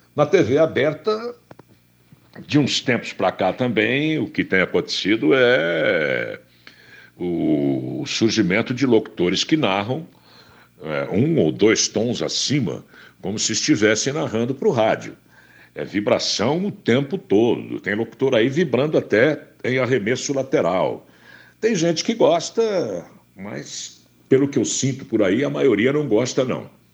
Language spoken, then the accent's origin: Portuguese; Campinas, São Paulo, Brazil; no interior do estado de São Paulo, em Campinas, onde, onde eu nasci.